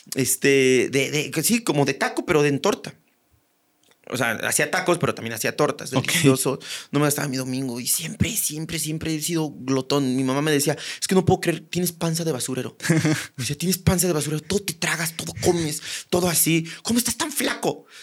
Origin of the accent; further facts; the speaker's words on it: Buenavista, Querétaro, Mexico; accent: ranchero; now in Mexico City, Mexico; mi pueblo es este post-revolución, post eh, post-crisanteros, post-cristeros